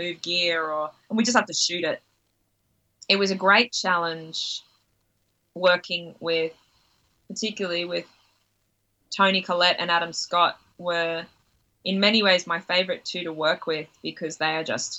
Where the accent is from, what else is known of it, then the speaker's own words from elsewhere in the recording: Byron Bay, New South Wales, Australia; I grew up near Byron Bay, so we're at Byron and Ballina every day.